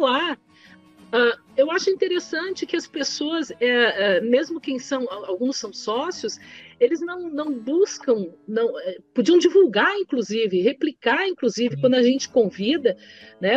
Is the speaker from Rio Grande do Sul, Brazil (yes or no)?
yes; Caxias do Sul, Rio Grande do Sul, Brazil; moved away as an adult; also born or lived in Porto Alegre; eu sou de Caxias